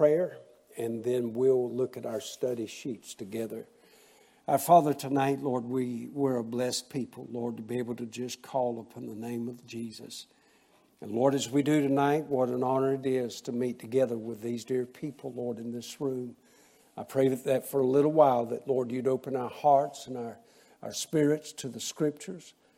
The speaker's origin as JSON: {"language": "English", "town": "Waycross", "region": "Georgia", "country": "United States", "tie": "born or raised there", "said": "In 1988, I started a church in my hometown of Waycross, Georgia"}